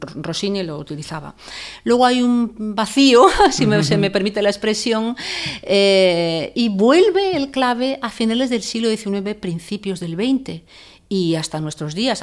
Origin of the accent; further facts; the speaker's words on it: Zaragoza, Aragon, Spain; moved away; also born or lived in Salamanca / El Escorial; mi ciudad natal y donde vive mi familia es Zaragoza